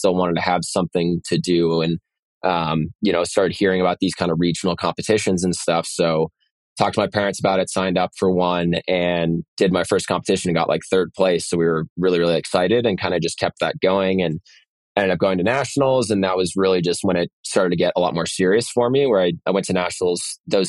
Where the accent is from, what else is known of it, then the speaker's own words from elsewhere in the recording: San Francisco, California, United States; I grew up in San Francisco